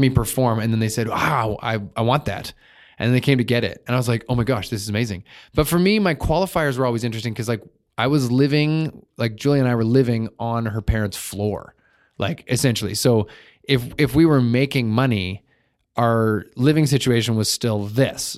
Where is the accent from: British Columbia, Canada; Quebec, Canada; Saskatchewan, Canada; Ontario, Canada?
British Columbia, Canada; Vernon; also born or lived in Victoria / Cornell; I lived in Cornell up until grade three, and then, uh, and then I moved to Vernon.